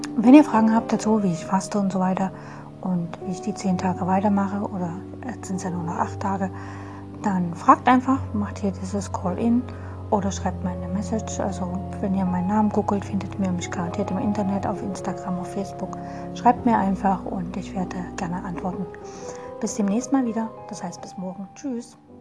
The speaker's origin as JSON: {"language": "German", "town": "Dresden", "region": "Saxony", "country": "Germany", "said": "Ich komme aus Dresden"}